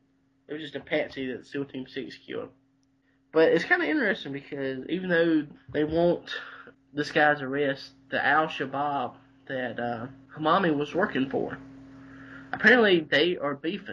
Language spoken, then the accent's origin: English; Abbeville County, South Carolina, United States; This is from my home county of Abbeville County.